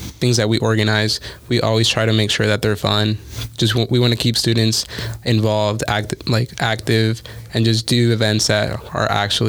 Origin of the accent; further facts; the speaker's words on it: Las Vegas, Nevada, United States; yes, we're all from Vegas, but it's so big that I would have never met Isaiah or anybody in the Rogers scholarship